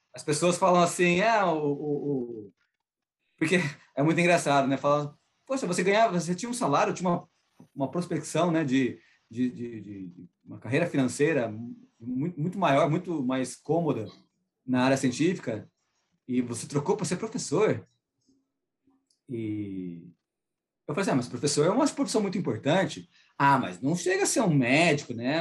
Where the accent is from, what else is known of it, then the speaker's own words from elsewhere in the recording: Brazil; accent: Brazilian; now in North Carolina, United States; Meu sotaque brasileiro, meu sotaque latino